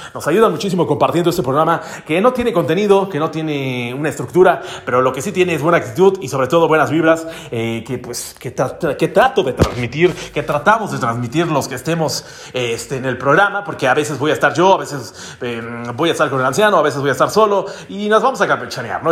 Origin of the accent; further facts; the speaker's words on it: Mexico; No he salido de mi pueblo